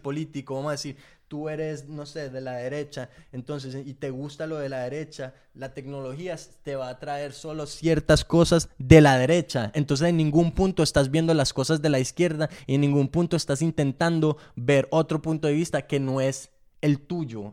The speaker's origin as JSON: {"language": "Spanish", "region": "England", "country": "United Kingdom", "tie": "born or raised there", "said": "yo nací en Inglaterra"}